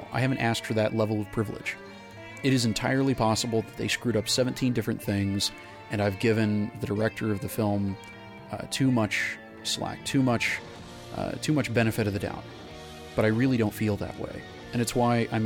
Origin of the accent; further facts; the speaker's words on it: North Texas, United States; I grew up in North Texas as a young actor